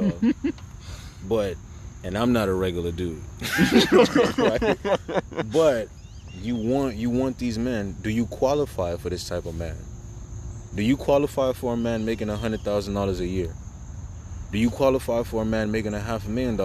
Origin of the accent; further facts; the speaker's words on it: New York City, New York, United States; I'm from Brooklyn